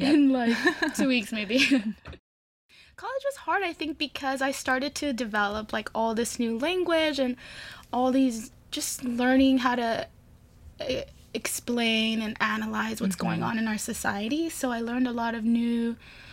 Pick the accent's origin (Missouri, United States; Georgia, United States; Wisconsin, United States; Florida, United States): Florida, United States; Miami; moved away as an adult; now in San Francisco, United States; I grew up in Miami, Florida